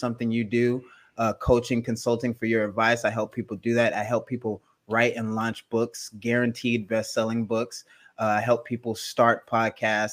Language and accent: English; Gardena, California, United States; also born or lived in Los Angeles, California; I'm actually from Gardena, California, which is 2 minutes away from Compton, California, which is more famous